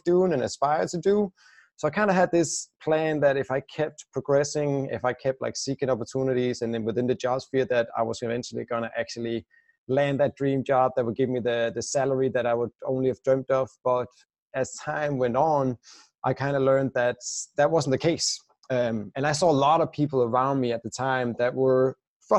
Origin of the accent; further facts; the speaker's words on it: Denmark; moved away as an adult; I'm originally Danish, or I still am, of course, but I left my home country 5 years ago now